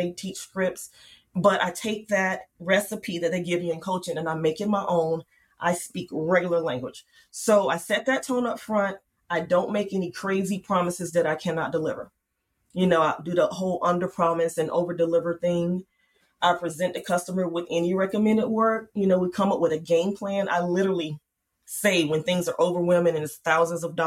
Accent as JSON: {"language": "English", "town": "Charlotte", "region": "North Carolina", "country": "United States", "tie": "born or raised there", "said": "I grew up in Charlotte, so that's a big banking city"}